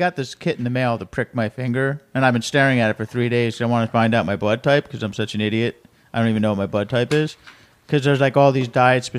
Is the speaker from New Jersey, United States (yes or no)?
yes; Jersey Shore, New Jersey, United States; I live there. That's from my hometown. You know, that's my town.